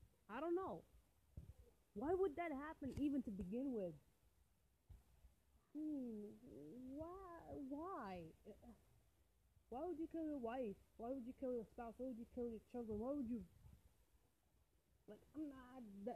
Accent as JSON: {"language": "English", "country": "Algeria", "tie": "born or raised there", "second_language": "English", "said": "I was born in Algeria, in a shithole of Algeria"}